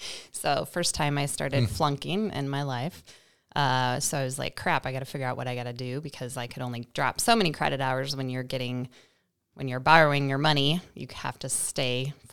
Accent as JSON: {"language": "English", "town": "Liscum", "region": "Iowa", "country": "United States", "said": "North of Marshalltown, so a little town called Liscum that most people would not probably know."}